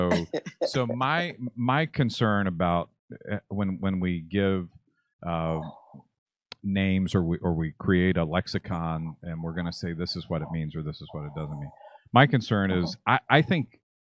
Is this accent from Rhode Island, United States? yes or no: no; Kentucky, United States; also born or lived in Ohio; I was born in Kentucky, raised between Kentucky and Ohio